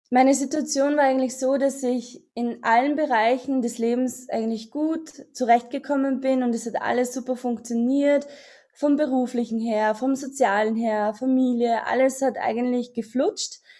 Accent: Austria; ich komme aus Österreich, das hört man wahrscheinlich. Und äh, ich habe bei dir das Coaching gemacht und ähm, ich bin jetzt 36 Jahre alt

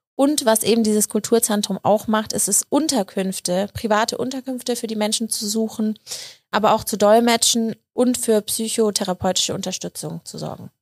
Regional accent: Munich, Bavaria, Germany; frage ich mich als Münchnerin

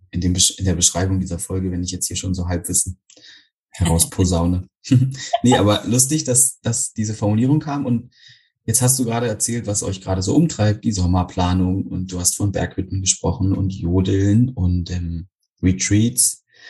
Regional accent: Berlin, Germany; So als Berliner

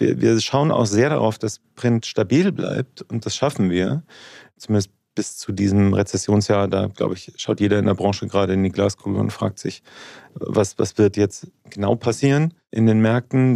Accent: Munich, Bavaria, Germany; also born or lived in Regensburg, Upper Palatinate; now in Munich, Germany; Ich bin aber in München aufgewachsen

